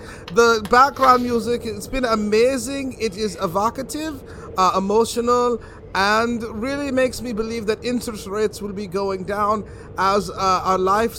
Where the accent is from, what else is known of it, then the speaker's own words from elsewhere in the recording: Los Angeles, California, United States; Oh, right here in LA, born and raised.